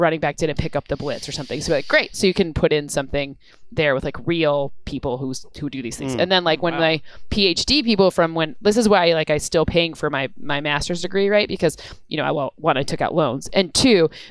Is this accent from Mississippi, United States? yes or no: no; Michigan, United States; I'm from Michigan